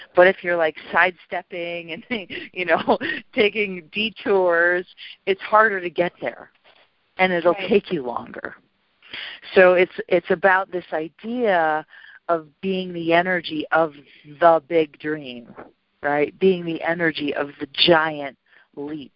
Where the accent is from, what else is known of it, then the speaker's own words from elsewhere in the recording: Milwaukee, Wisconsin, United States; also born or lived in South America; I was born and raised in Milwaukee, and when I got out of college and left South America, I went back there